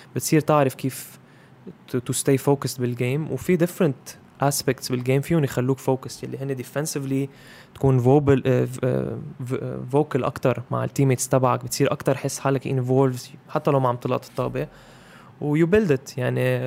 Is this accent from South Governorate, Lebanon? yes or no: no; Zahle, Beqaa, Lebanon; moved away as an adult; now in Beirut, Lebanon; هيدا مدينتي